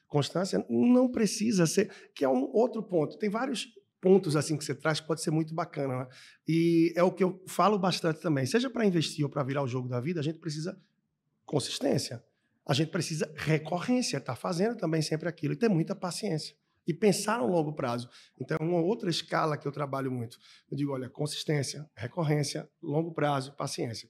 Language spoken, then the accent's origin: Portuguese; Recife, Pernambuco, Brazil; moved away as an adult; also born or lived in Australia / East Timor / Angola / Peru; na minha terra, em Recife